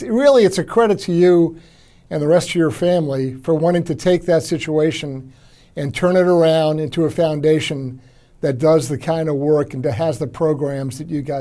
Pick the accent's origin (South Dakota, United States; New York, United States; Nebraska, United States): New York, United States; Long Island; I'm a native New Yorker myself. I was born and raised out on Long Island